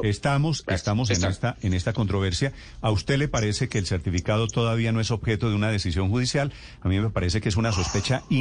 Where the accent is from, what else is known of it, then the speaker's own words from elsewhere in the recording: Colombia; A mí, como colombiano